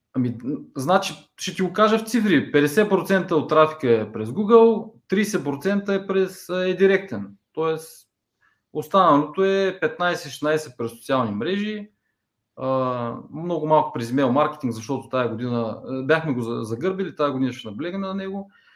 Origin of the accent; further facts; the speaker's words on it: Ruse, Ruse Province, Bulgaria; moved away as an adult; now in Plovdiv, Bulgaria; родом съм от Турсе, в момента живея в Пловдив, може би от 7 години